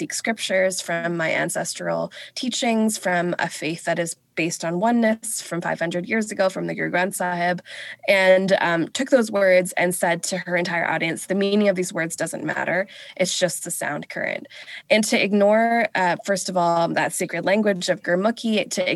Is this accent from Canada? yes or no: yes; Vancouver, British Columbia, Canada; also born or lived in England; I was raised here on unceded, stolen, Coast Salish territory of the Musqueam, the Squamish, and the Tsleil-Waututh